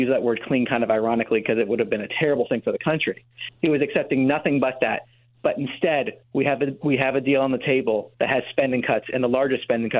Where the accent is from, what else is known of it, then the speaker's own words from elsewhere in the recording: New Jersey, United States; now in Washington, D.C., United States; I'm from New Jersey, so I went up to New Jersey, went to my parents' house.